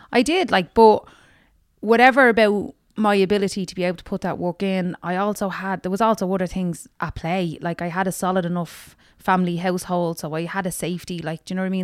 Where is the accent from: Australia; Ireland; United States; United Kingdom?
Ireland; Dublin, Leinster; also born or lived in Ballymun; I'm from Tala West